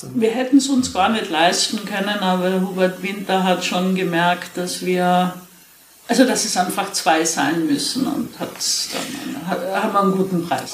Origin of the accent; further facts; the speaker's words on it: East Tyrol, Austria; ich bin in Osttirol aufgewachsen